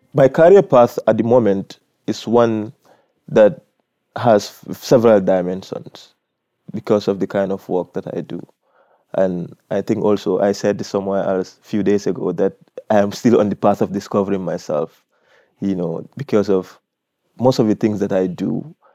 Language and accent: English; Gambia; I am from the Gambia